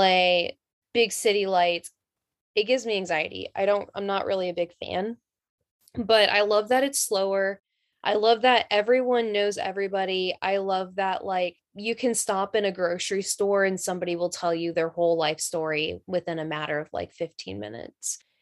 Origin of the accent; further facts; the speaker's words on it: North Carolina, United States; I'm from North Carolina, so I know all about, like, the South